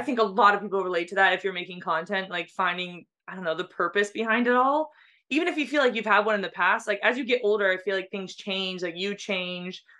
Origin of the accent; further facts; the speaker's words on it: San Diego, California, United States; I grew up in San Diego